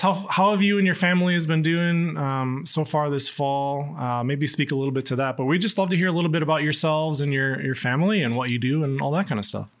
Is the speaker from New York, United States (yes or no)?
no; Waunakee, Wisconsin, United States; I obviously grew up in Wanakee